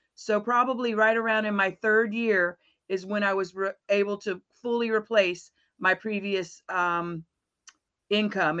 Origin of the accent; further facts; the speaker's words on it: Florida, United States; I am from Florida. Um, I'm a, actually a native Floridian